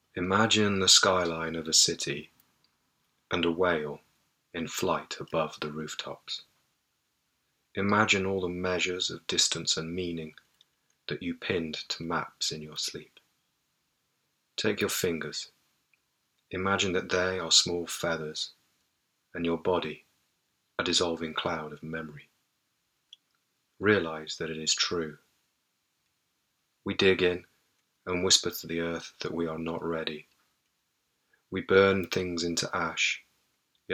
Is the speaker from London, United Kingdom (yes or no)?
no; Nottingham, East Midlands, United Kingdom; now in Port Townsend, United States; I'm originally from Nottingham in England, but I now live in a city called Port Townsend on the Olympic Peninsula in the Pacific Northwest.